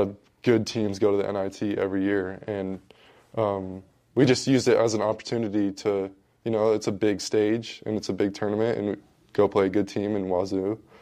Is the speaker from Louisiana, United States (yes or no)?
no; Washington, United States; moved away as an adult; growing up in Washington, I, I was always watching Gonzaga basketball 'cause everyone does in Washington